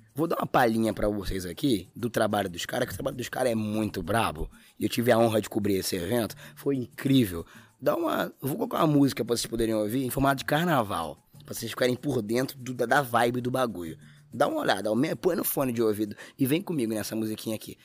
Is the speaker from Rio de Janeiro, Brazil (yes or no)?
yes; Duque de Caxias, Rio de Janeiro, Brazil; Duque de Caxias, a cidade onde eu moro, nasci e vivo